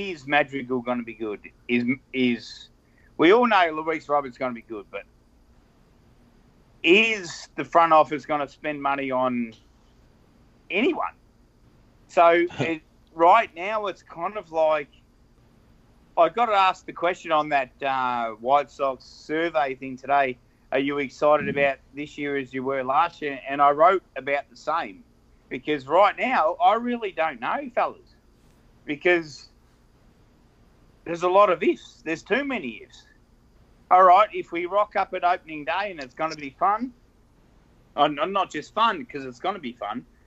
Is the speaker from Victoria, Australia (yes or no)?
yes; Victoria, Australia; I'm from Victoria and we drink Victoria Bitter or Carlton Draft.